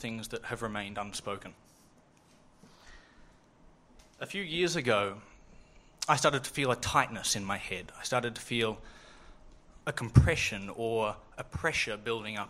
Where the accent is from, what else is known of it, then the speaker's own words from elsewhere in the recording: Dunedin, Otago, New Zealand; I grew up in Dunedin